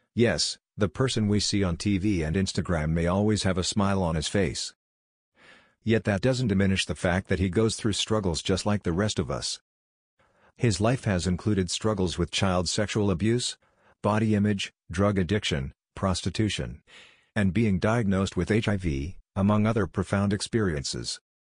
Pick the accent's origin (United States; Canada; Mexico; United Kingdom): United States; Minneapolis, Minnesota; Minneapolis, Minnesota, my hometown